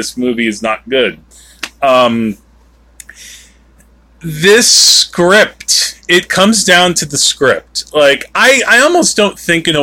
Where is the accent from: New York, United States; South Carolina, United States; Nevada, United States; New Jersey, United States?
New Jersey, United States; we are from New Jersey